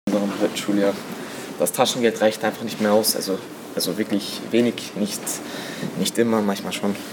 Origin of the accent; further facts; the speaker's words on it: Turkey; now in Hörsching, Austria; ich bin 14 Jahre alt und ja, wie man sich schon denken kann, ich bin ein Türke